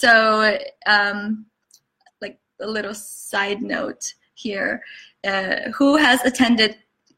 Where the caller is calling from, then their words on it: Chicago, Illinois, United States; I am coming in from Chicago. Nice cold Chicago with lots of snow.